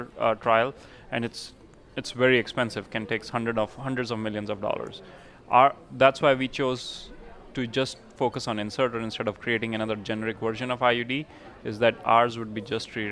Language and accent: English; India; moved away; I'm from India